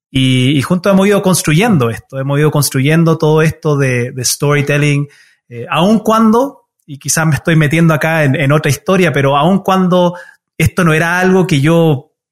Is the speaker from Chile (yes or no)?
yes; Chile; now in United States; mi papá tomó una decisión igual bien difícil de, emigrar a los Estados Unidos. Nosotros originalmente somos de Chile